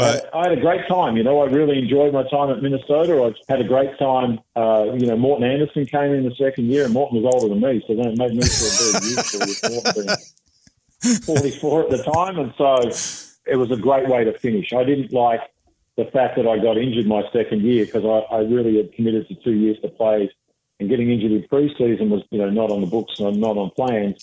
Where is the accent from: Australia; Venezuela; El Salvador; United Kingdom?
Australia; Western Australia; moved away; I played junior football in Western Australia